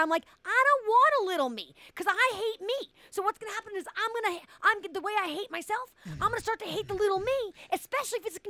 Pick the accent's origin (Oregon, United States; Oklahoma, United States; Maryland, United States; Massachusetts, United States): Massachusetts, United States; Boston; I'm from Boston.